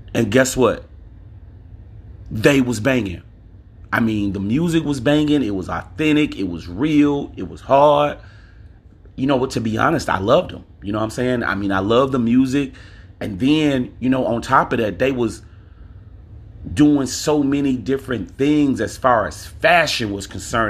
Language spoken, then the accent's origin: English; Louisiana, United States; I'm from Louisiana.